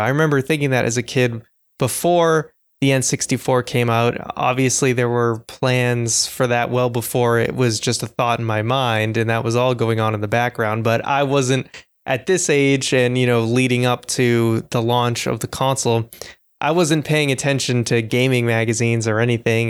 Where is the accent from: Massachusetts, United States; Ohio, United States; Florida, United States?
Massachusetts, United States; Boston; I'm from Boston